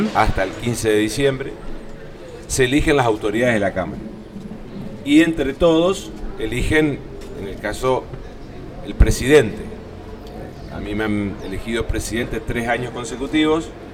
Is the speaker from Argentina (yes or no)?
yes; Concordia, Entre Ríos, Argentina; yo soy de Concordia eh, y represento también a, la ciudad de Concordia